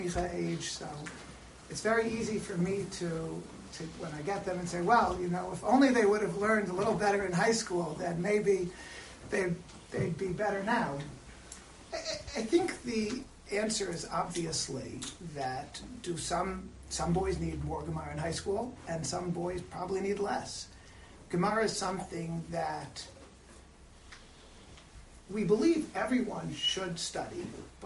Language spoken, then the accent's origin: English; Silver Spring, Maryland, United States; I'm from Silver Spring. I went to the Yeshiva of Greater Washington